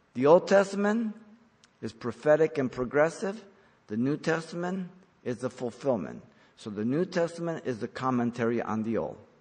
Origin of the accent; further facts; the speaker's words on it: San Gabriel Valley, California, United States; when I grew up in the San Gabriel Valley